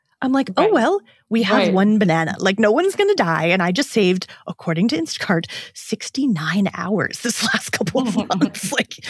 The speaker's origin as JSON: {"language": "English", "region": "Ontario", "country": "Canada", "said": "I'm from Southwestern Ontario, so I actually know that's a place in Michigan."}